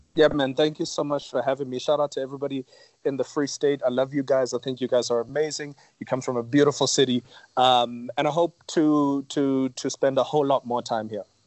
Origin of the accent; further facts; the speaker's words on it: Johannesburg, Gauteng, South Africa; I grew up in Yeovil